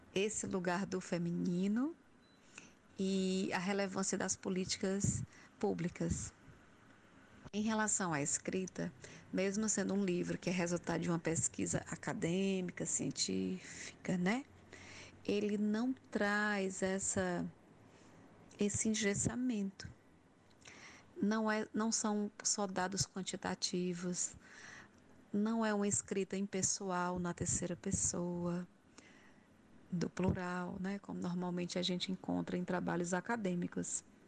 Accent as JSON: {"language": "Portuguese", "town": "Crato", "region": "Ceará", "country": "Brazil", "tie": "born or raised there", "said": "Eu sou da região do Cariri também, nasci na cidade do Crato."}